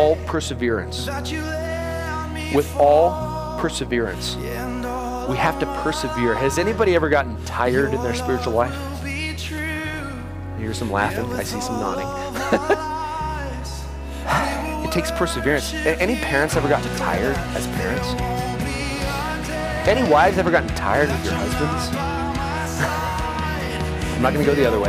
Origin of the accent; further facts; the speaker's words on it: United States; we're American